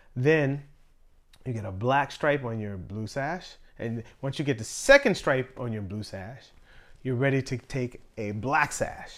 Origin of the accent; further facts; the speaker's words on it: Pittsburgh, Pennsylvania, United States; moved away as an adult; also born or lived in Virginia; I'm from Pittsburgh